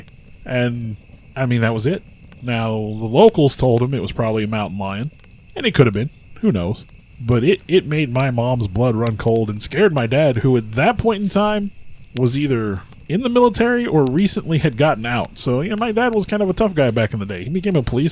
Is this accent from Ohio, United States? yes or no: no; rural Missouri, United States; We live in rural Missouri. We grew up in the Lakeway area.